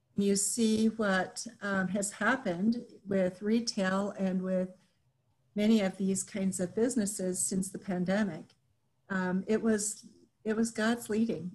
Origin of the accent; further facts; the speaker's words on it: Japan; moved away as an adult; also born or lived in Minnesota / Texas; now in United States; I grew up in Japan, and so much of my thinking is colored by my experience of growing up in Japan